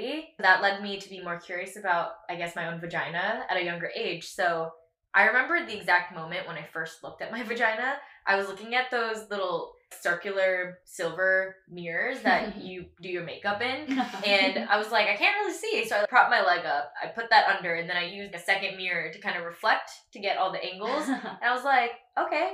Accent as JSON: {"language": "English", "town": "Katy", "region": "Texas", "country": "United States", "tie": "born or raised there", "said": "I grew up in Katy, Texas"}